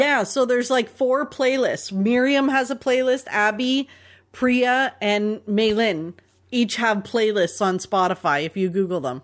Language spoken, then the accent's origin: English; Toronto, Ontario, Canada; growing up in Toronto